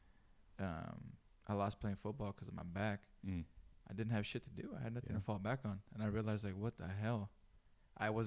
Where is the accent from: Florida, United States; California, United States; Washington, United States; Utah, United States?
California, United States; Greenfield; now in Sacramento, United States; There's a lot of love in Greenfield